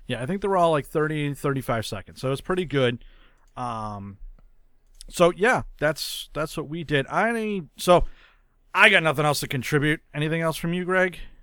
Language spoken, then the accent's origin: English; New England, United States; I am from New England